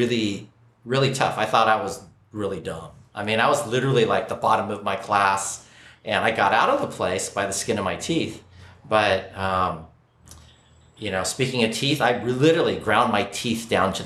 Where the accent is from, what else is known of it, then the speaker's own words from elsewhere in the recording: Oakland, California, United States; now in Honolulu, United States; I was born and raised in Oakland, California.